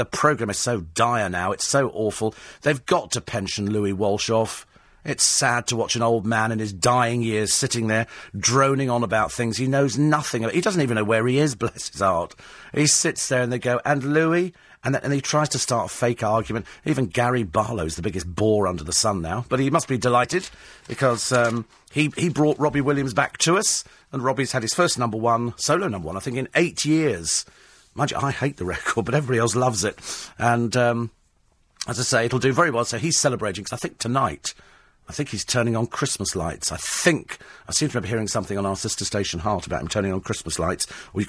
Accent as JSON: {"language": "English", "country": "United Kingdom", "said": "It's polite, it's called, you know, being British, you go, how are you?"}